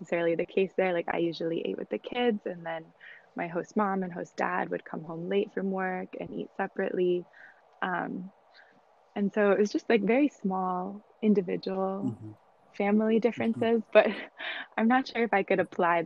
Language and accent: English; United States; I was from America